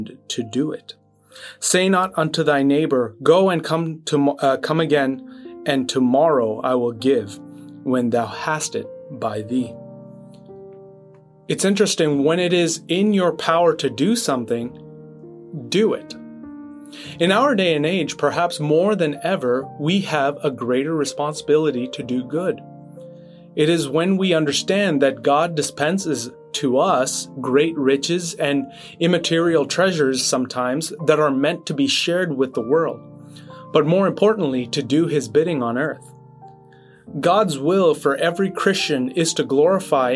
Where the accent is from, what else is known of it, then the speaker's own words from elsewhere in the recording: Quebec, Canada; back in Quebec, which is where I grew up in Canada